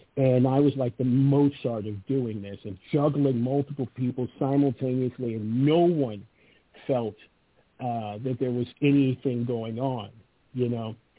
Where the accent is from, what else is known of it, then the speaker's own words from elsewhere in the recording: Los Angeles, California, United States; moved away; I was born and raised in Venice Beach